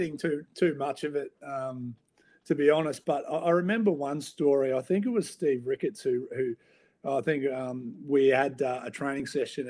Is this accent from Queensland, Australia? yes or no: yes; Toowoomba, Queensland, Australia; also born or lived in Sunshine Coast, Queensland; I was born on the Downs in Toowoomba and played a lot of my junior footy on the sunny coast. So, you know, very southeast Queensland